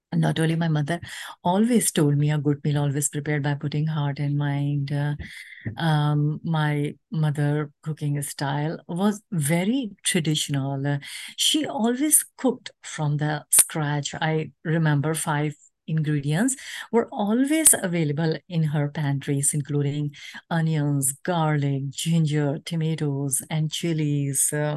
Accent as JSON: {"language": "English", "country": "Pakistan", "moved": "as an adult", "lives_now": "United States", "said": "as a nation, Pakistani women"}